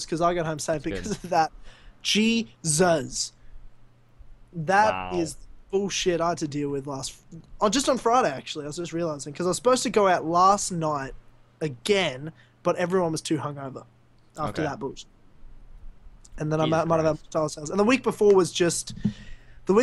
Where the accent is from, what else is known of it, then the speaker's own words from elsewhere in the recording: Australia; I'm Australian